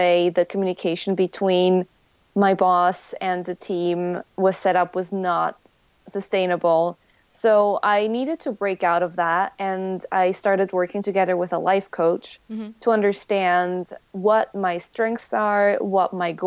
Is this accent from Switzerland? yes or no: yes; Switzerland; English is a second language; moved away as an adult; now in United States; I'm originally from Switzerland. And I moved to the US for work together with Kyle.